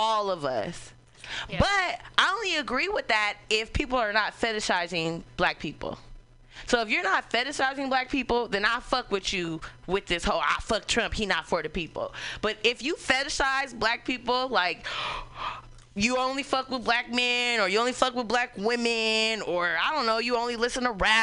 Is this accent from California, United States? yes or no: yes; Oakland, California, United States; We're from Oakland